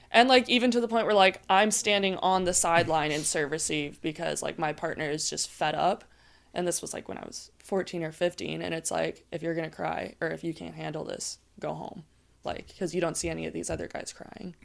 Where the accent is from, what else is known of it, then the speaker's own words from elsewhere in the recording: Maui, Hawaii, United States; moved away as an adult; I'm originally from Maui, so born and raised on the North Shore there